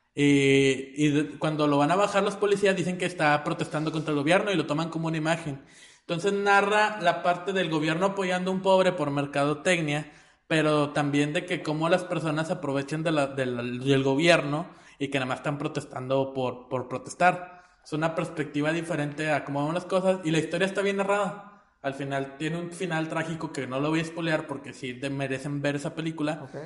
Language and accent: Spanish; Monterrey, Nuevo León, Mexico; Nosotros somos regiomontanos. Y nosotros nos sentimos más orgullosos de ser regiomontanos